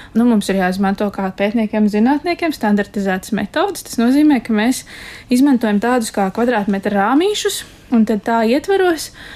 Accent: Dundaga, Talsi Municipality, Latvia; es esmu no Ziemeļkurzemes galā.

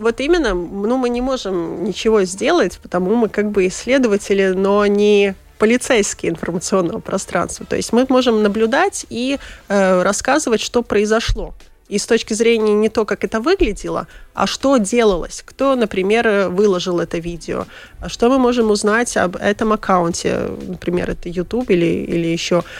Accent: Latvia; born or raised there; first language Russian

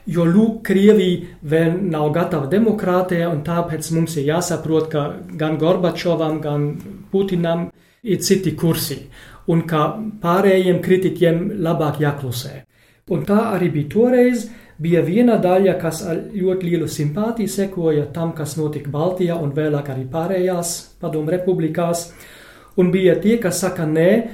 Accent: Germany; Latvian is a second language; man kā vācietim

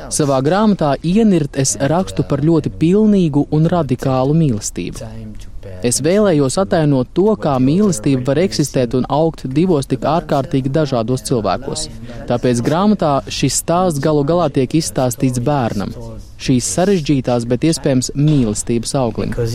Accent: France; es pats esmu francūzis

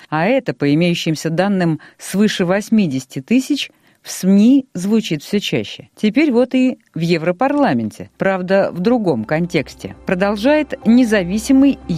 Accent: Ukraine; мы ну, с Украины, да. мы Украина, Россия, друзья.

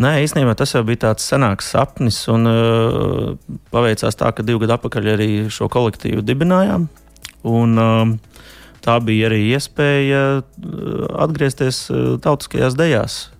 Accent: near Odense, Southern Denmark, Denmark; es... īstenībā esmu no Dānijas vidienas uz salas dzīvoju. Oh. Tā tuvākā pilsēta tā ir Odense

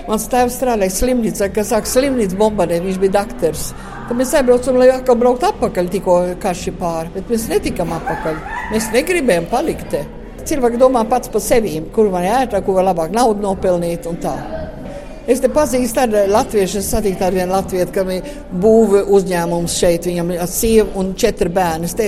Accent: Latvia; Mēs esam latvieši, visi latvieši svinīgi. Es varu iet Zviedros, es varu iet Latviešu, un tāpēc es paliku daudz vairāk Latvijā to.

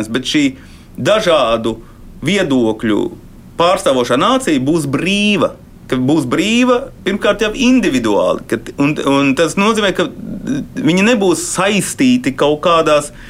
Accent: Latvia; Mēs esam latvieši.

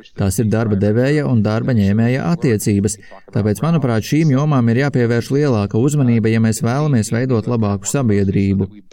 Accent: Chicago, Illinois, United States; Es pats esmu no Amerikas Savienotajām valstīm, no Čikāgas pievārtes

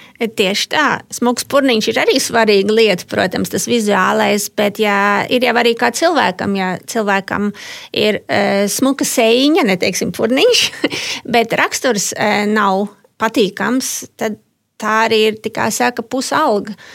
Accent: Latvia; moved away; also born or lived in Germany; Esmu daudz biežāk Latvijā, manā dzimtenē.

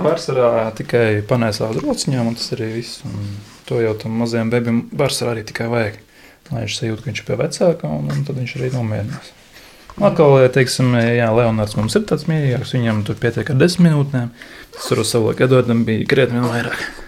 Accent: Daugavpils, Latgale, Latvia; moved away as an adult; now in Riga, Latvia; Es bērnību dzīvoju Dārgopelī, bet privātu mājā

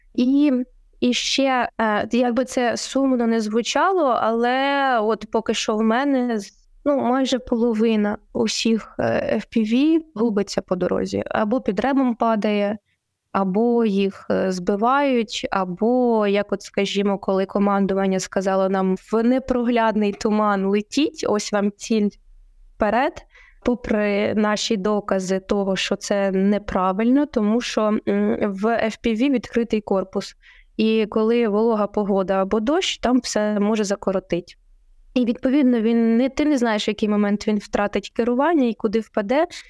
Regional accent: Poltava Oblast, Ukraine; мою рідну Полтавську

